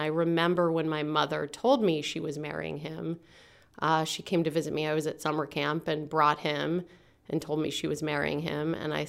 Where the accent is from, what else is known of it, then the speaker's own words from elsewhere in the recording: Altoona, Pennsylvania, United States; also born or lived in Pittsburgh; I am from the booming metropolis of Altoona, Pennsylvania. I was originally born in Pittsburgh, but my dad died when I was 3 years old